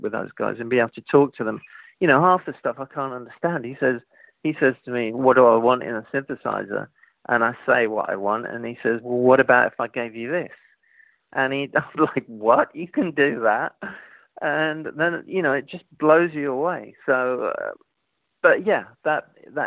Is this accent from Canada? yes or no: no; London, United Kingdom; growing up in East London in the 70s, it wasn't exactly Hollywood